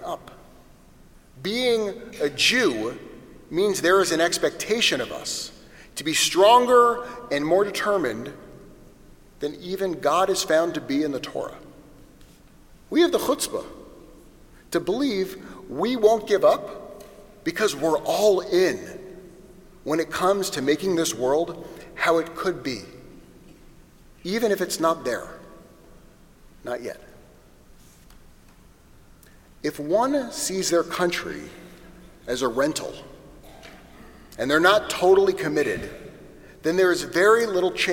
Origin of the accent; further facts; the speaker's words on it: United States; our job as Jews to fully embrace being American